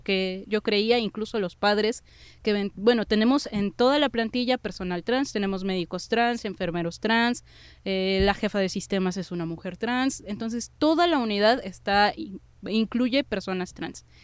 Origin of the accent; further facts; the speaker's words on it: Mexico City, Mexico; somos ciudadanos de la Ciudad de México, somos ciudadanos del país